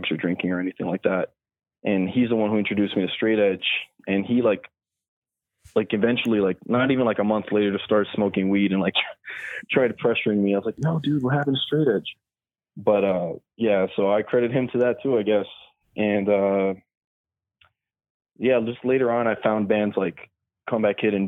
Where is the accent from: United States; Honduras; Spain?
United States; Miami, Florida; I'm from Miami